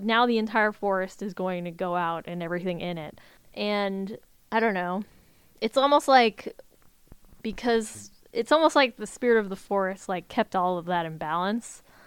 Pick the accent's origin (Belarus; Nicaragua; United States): United States